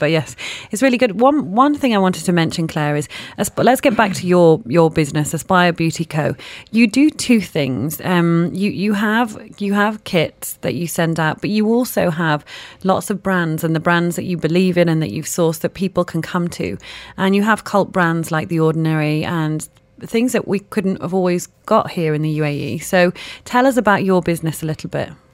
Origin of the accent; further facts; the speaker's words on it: Manchester, North West England, United Kingdom; I'm from Manchester